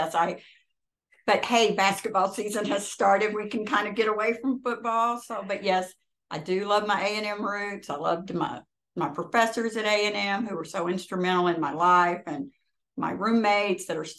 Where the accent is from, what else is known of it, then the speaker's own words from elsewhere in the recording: the Ozarks, Missouri, United States; now in Fort Worth, United States; I grew up in Missouri in the Ozarks on a cow-calf operation